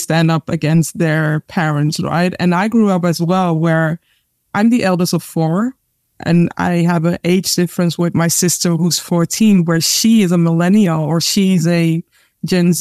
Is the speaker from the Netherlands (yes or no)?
no; Ghana; I'm Ghanaian